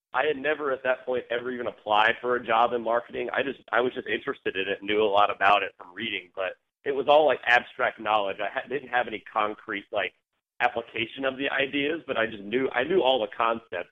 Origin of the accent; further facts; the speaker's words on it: South Carolina, United States; moved away; I'm from South Carolina originally, in a little small town about half an hour outside